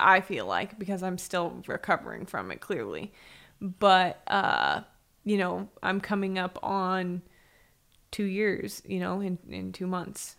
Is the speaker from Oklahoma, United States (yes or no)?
no; San Diego, California, United States; moved away; also born or lived in Arizona / Las Vegas; I grew up in San Diego